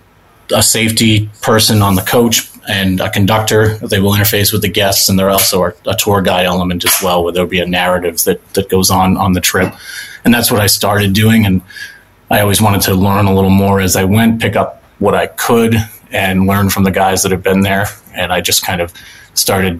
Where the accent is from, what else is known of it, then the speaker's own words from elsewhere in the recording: Massachusetts, United States; moved away as an adult; now in New Hampshire, United States; I grew up in Massachusetts